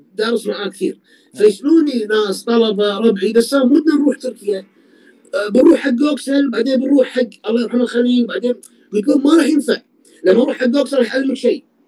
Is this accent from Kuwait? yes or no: yes; Kuwait; انا كويتي